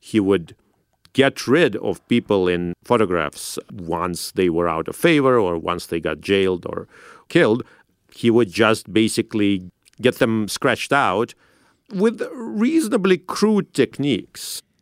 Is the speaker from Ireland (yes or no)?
no; Saint Petersburg, Russia; now in United States; I grew up in Saint Petersburg in Russia.